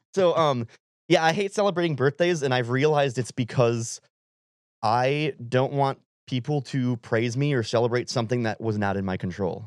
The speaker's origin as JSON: {"language": "English", "region": "Wisconsin", "country": "United States", "tie": "born or raised there", "also_born_or_lived": "California", "moved": "as an adult", "lives_now": "Nashville, United States", "said": "this is from my home state"}